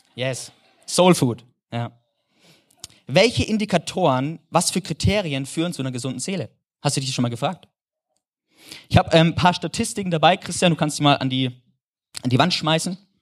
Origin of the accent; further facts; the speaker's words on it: Germany; als Deutscher